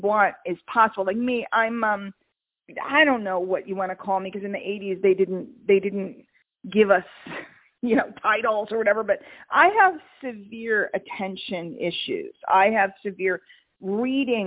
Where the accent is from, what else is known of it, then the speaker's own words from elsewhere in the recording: New York, United States; I'm from New York